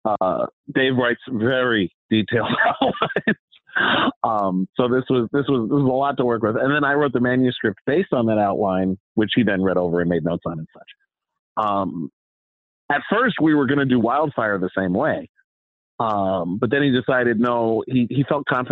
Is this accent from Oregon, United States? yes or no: no; New York City, New York, United States; born or raised there